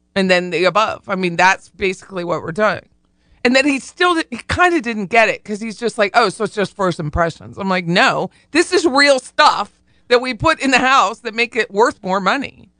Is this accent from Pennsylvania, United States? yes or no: yes; Harrisburg, Pennsylvania, United States; We say you guys, we don't say yuns in Harrisburg